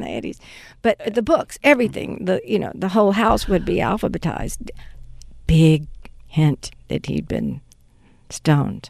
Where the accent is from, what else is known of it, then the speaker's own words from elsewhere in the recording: Mississippi, United States; moved away as an adult; also born or lived in Los Angeles; I grew up in Mississippi